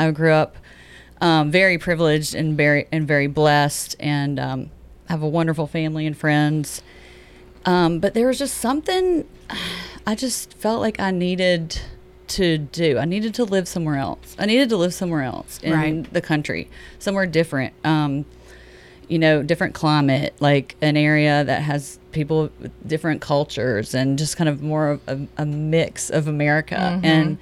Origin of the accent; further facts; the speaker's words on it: Tennessee, United States; moved away as an adult; also born or lived in New York City; I'm from Tennessee and have lived in Tennessee all my life, and I moved to another state and lived in a metropolitan city